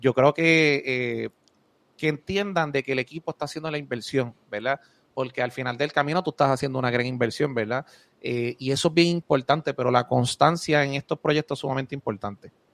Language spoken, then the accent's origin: Spanish; Moca, Puerto Rico; also born or lived in United States; Yo soy de Moca